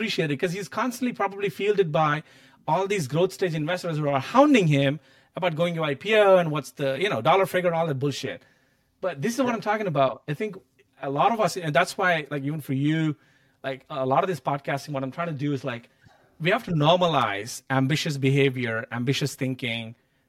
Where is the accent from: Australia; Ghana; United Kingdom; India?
India; I think growing up in India in that poverty, I'm like, I don't think I would be half the year, right?